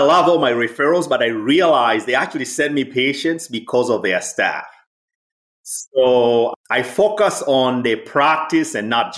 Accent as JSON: {"language": "English", "region": "Dar es Salaam", "country": "Tanzania", "tie": "born or raised there", "also_born_or_lived": "Philadelphia, United States", "moved": "as an adult", "lives_now": "United States", "said": "I'm originally from Tanzania. I grew up in Dar es Salaam City."}